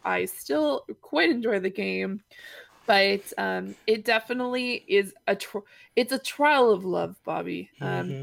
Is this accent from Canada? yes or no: yes; Granville Ferry, Nova Scotia, Canada; my hometown